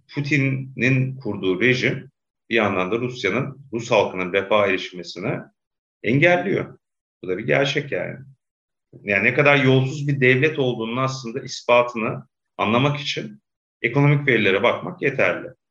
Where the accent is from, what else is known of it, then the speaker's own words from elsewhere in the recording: Black Sea Region, Turkey; Karadeniz'de hatırlıyorum çocukluğumda